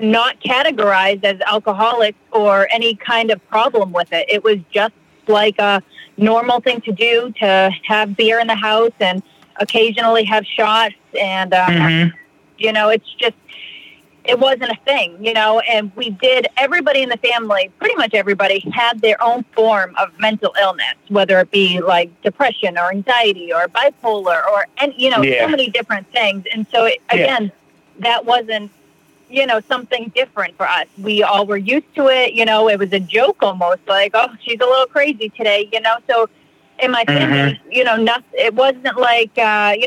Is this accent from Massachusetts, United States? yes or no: yes; Plymouth, Massachusetts, United States; now in Fall River, United States; I grew up in Plymouth, America's hometown